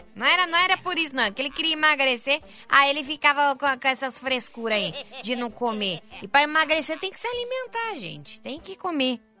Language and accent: Portuguese; São Paulo, Brazil; sou sul de São Paulo